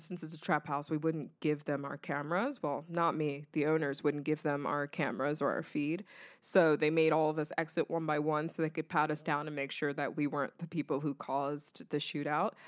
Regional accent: the South, United States; I grew up in the South around mostly white people.

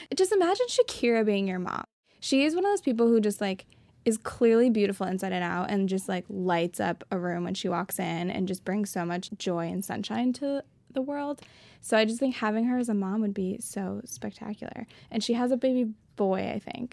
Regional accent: Seneca Falls, New York, United States; I have a hometown connection. I'm from Seneca Falls, which is, like, the birthplace of women's rights

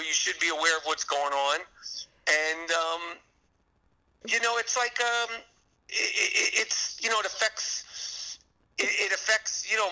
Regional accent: New York, United States; being a New Yorker

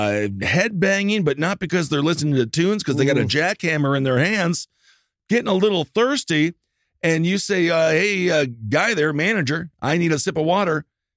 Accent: Wisconsin, United States; when I was growing up in Wisconsin

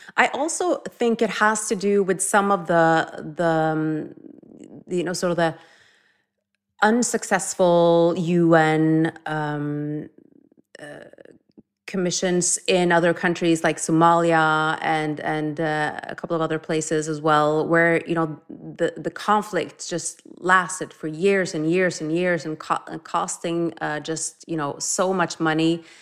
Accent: Norway; moved away; growing up in Norway

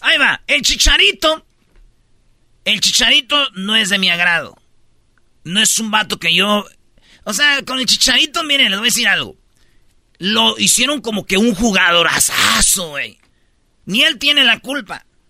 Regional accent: Michoacán, Mexico; yo soy de Michoacán

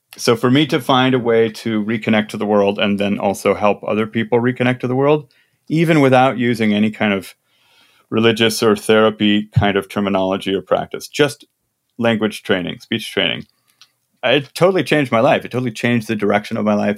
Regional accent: Midwest, United States; I'm from the Midwest

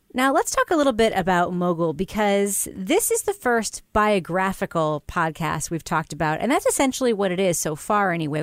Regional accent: New York, United States; growing up in New York

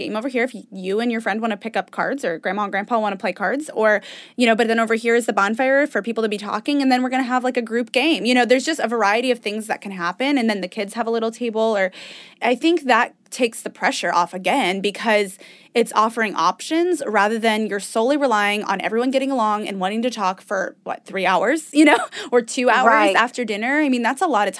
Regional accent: Indiana, United States; we're from Indiana

